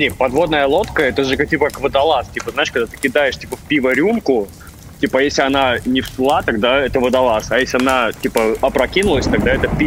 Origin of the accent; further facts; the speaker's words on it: Estonia; я эстонец, родился в Эстонии, но у меня корни, блядь, из Беларуси